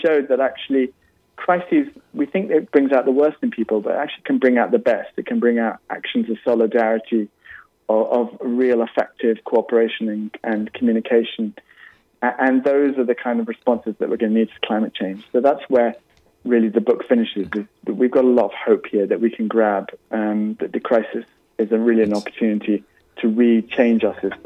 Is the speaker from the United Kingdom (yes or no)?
yes; United Kingdom; now in California, United States; my home country of the UK